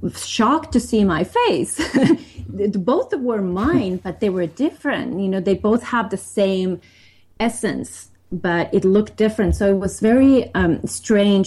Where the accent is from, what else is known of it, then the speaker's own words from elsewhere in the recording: Finland; I grew up in Finland